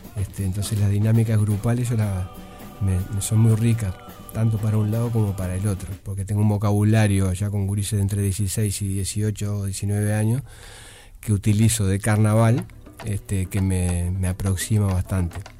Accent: Nueva Palmira, Colonia, Uruguay; yo, soy de Nueva Palmira

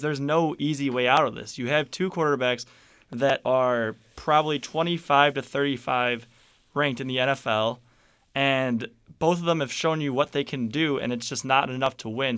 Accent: Chicago, Illinois, United States; I'm from Chicago.

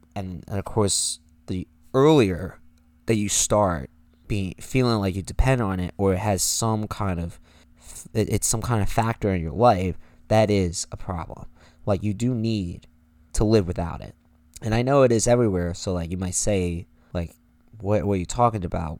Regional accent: United States; we are American.

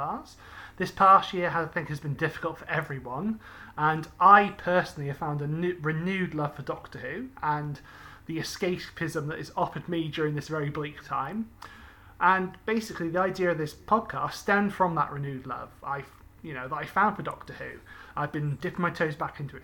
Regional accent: United Kingdom; growing up in Britain

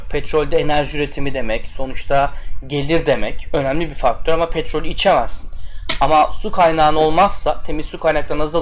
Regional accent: Antalya, Turkey; Biz hadi Antalyalıyım ben.

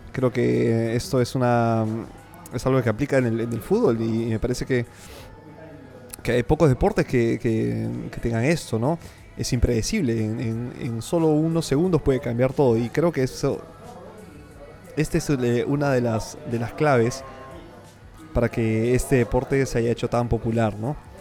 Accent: Peru

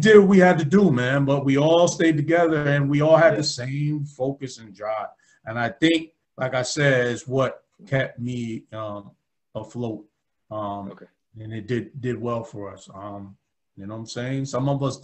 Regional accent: Albany, United States; growing up in Albany

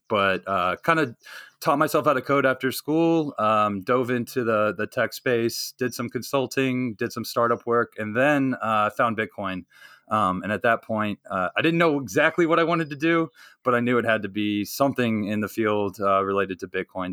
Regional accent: North Carolina, United States; I grew up in North Carolina, uh, so I'm a good good Southern boy

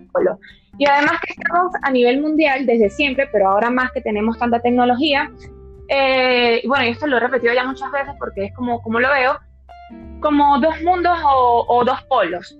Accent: Venezuela; now in Madrid, Spain; soy venezolana

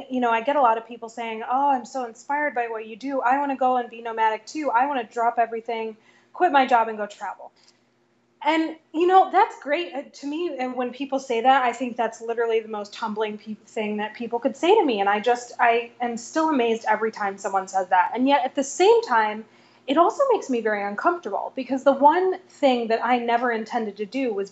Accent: Vermont, United States; born there; now in New York, United States; Vermont. I live in New York now.

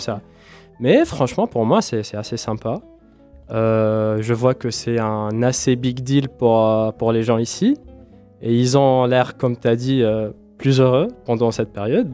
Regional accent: Tunisia; moved away; je viens de la Tunisie d'une famille bon, qui, bon, une musulmane

